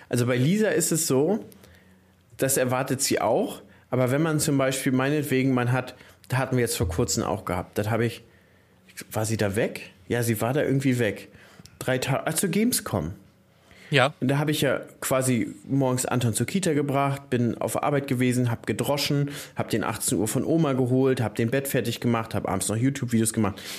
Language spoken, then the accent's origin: German; Brandenburg, Germany; bei uns in Brandenburg sagt Was hast du denn anzubieten, ja, Digga?